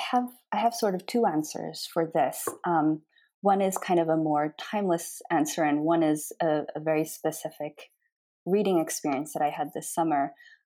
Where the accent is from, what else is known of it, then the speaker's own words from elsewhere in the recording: France; also born or lived in Australia; now in United States; So I'm half Japanese and half French, and I was raised in France and Australia and have lived in the US since 2007.